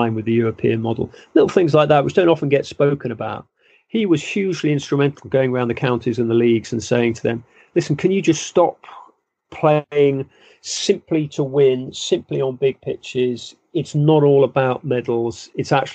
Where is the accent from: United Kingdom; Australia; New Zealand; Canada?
United Kingdom; London; I grew up quite near Wembley.